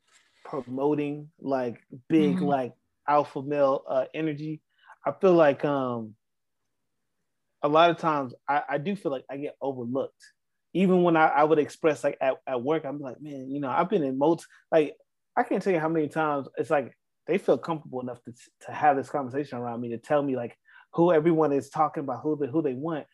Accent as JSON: {"language": "English", "region": "the South", "country": "United States", "said": "me being from the South"}